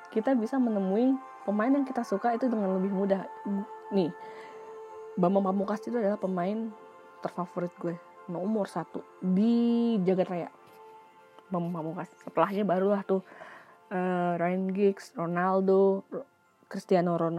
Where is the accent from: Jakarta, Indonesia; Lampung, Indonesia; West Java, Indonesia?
Jakarta, Indonesia; gue pribadi karena gue tinggal di Jakarta gue lahir di Jakarta walaupun gue nggak punya darah Jakarta gue cinta sama kota ini